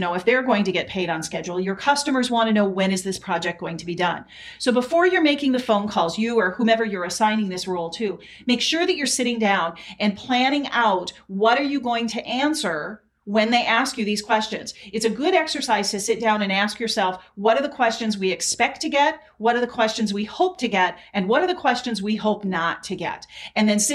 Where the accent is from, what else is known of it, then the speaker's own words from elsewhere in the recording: South Dakota, United States; I grew up in South Dakota, so there was a lot of snow.